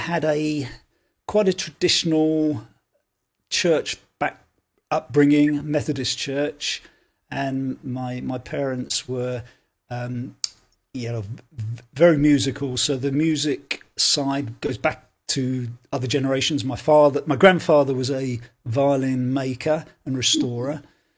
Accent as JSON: {"language": "English", "town": "Leighton Buzzard", "region": "East of England", "country": "United Kingdom", "tie": "born or raised there", "moved": "as an adult", "lives_now": "Belfast, United Kingdom", "said": "My parents I was in Leighton Buzzard, actually. It's a place called Leighton Buzzard in South Bedfordshire, just north of London, about 40 miles north of London."}